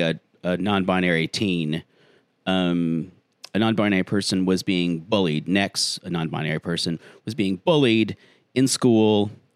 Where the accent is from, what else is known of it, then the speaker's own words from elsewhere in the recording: South Carolina, United States; my home state of South Carolina